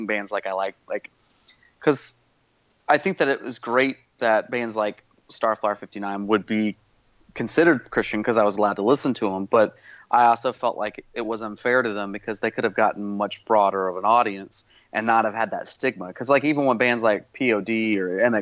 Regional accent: Stockbridge, Georgia, United States; It was it was 30 minutes south of south of Atlanta, so it was in Stockbridge, Georgia

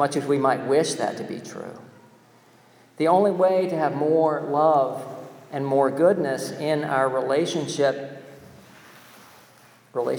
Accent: North Carolina, United States; my home state, North Carolina

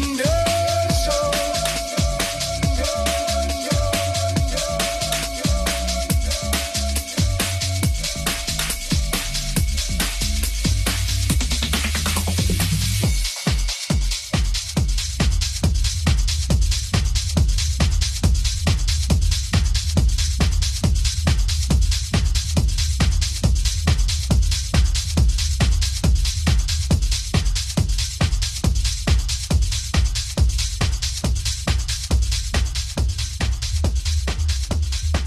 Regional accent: Leeds, Yorkshire and the Humber, United Kingdom; accent: Yorkshire; I am proud to be Yorkshire. I've lived here all my life

